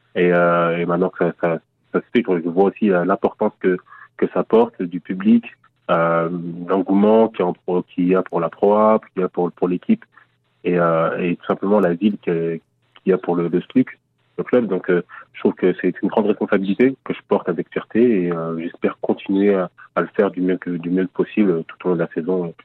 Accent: Paris region, Île-de-France, France; also born or lived in Congo (parents' country); now in Nancy, France; je suis parti de Nancy à l'âge de 9 ans avec mes parents en région parisienne.

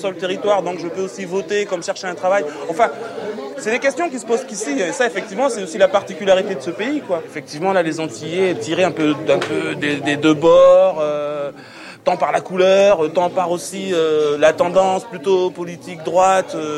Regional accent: Nouméa, South Province, New Caledonia; je suis né ici, mais je suis antillais

